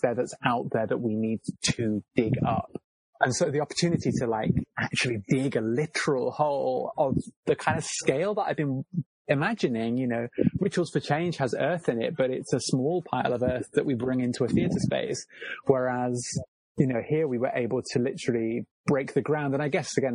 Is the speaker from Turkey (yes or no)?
no; Cornwall, South West England, United Kingdom; I'm from Cornwall, and the mining industry is a really big feature of Cornish landscape and my growing up